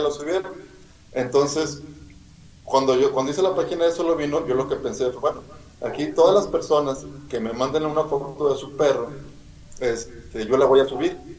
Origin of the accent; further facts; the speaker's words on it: Monterrey, Nuevo León, Mexico; soy de Monterrey, Nuevo León